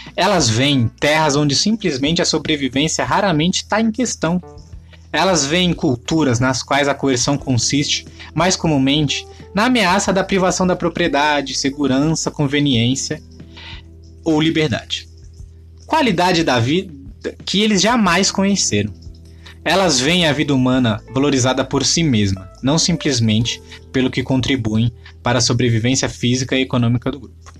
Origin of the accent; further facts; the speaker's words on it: São Vicente, São Paulo, Brazil; minha terrinha natal, São Vicente